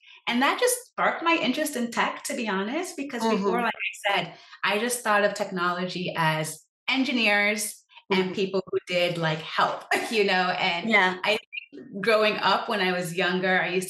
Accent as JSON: {"language": "English", "country": "Sierra Leone", "said": "Because I'm from Sierra Leone, it's a country that was impacted by a 10-year civil war."}